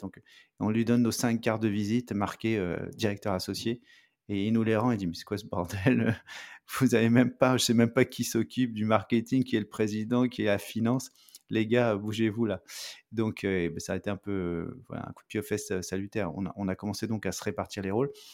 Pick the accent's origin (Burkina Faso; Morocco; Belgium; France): France; moved away as an adult; now in Montreal, Canada; je suis français, j'habite à Montréal